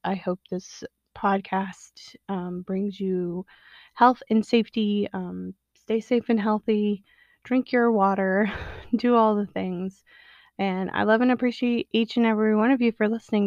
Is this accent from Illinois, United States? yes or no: yes; Illinois, United States; also born or lived in the South; I grew up in the Illinois area.